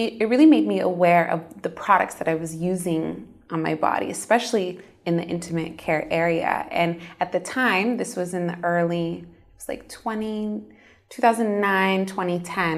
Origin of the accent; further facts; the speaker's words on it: United States; moved away; I grew up in the States in a Muslim Arab American home. My parents immigrated to the States from Egypt